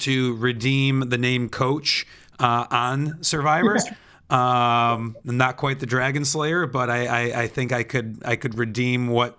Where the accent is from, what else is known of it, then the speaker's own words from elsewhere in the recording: Michigan, United States; now in Los Angeles, United States; where I grew up in Michigan, the recreational marijuana is now there